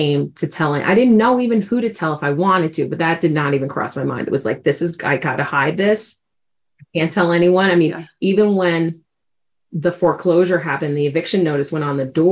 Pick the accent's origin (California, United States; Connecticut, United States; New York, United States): New York, United States; New York City; accent: New York; moved away as an adult; now in Colorado, United States; I grew up in New York City, so every once in a while, you'll definitely hear a little New York accent going in there. I've lived out in Colorado for 17 years, but still haven't lost some of that accent.